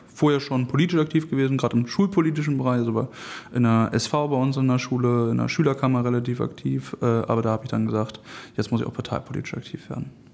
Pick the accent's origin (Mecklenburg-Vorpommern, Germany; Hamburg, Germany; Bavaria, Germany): Hamburg, Germany; Ich komme aus Harburg